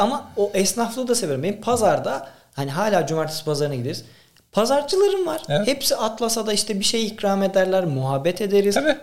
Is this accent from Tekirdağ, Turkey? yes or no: yes; Tekirdağ, Turkey; Ben 5. nesil tam tek, yani Tekirdağlıyım. Babamın gözlükçü dükkanı vardı. Orada büyüdük.